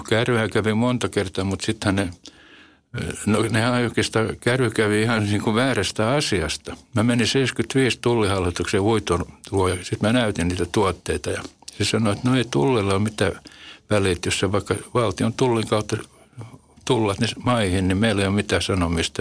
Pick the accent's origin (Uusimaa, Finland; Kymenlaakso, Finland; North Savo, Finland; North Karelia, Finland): Uusimaa, Finland; Helsinki; Punavuoren nahmi. Se oli mun lapsuuden koti